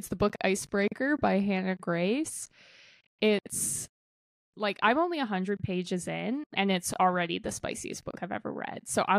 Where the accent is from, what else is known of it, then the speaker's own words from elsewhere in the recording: Canada; which as a Canadian, I was like, that's disgusting.